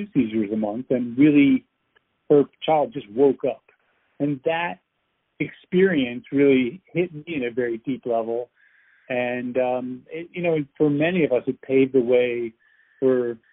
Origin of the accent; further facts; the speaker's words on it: outside New York City, United States; moved away as an adult; now in California, United States; I'm from the East Coast. I grew up in, you know, outside New York City